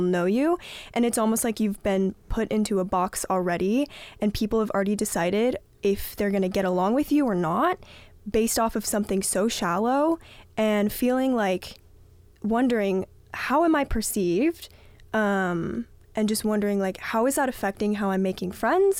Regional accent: Southern California, United States; I am from Southern California

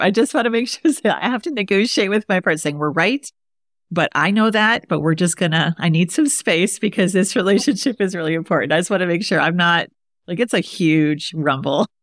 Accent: Midwest, United States; I'm from the Midwest, so I could talk to my Midwestern people

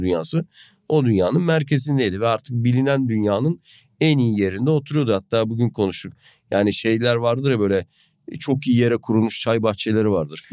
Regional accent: Gönen, Balıkesir, Turkey; ben aşağı yukarı böyle bataklık diyebileceğim bir bölgede büyüdüm, biliyorsun. Hani Gönen Çayı'nın boy, yanında

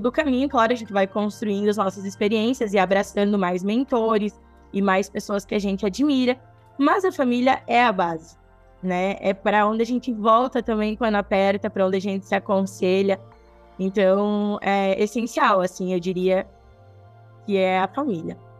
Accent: Nova Prata, Rio Grande do Sul, Brazil; Eu sou natural de Nova Prata, tá? Eu tenho 29 anos e eu nasci em Nova Prata, mas eu cresci até os 5 anos morando na fazenda

